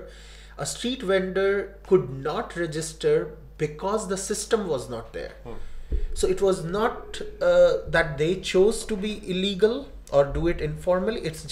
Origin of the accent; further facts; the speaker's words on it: India; India, I was born there and I grew up there